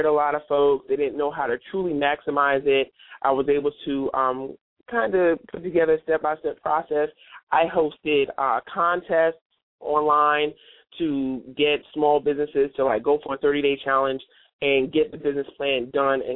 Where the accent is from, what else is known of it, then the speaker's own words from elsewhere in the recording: New York City, New York, United States; moved away; my hometown, which is New York City.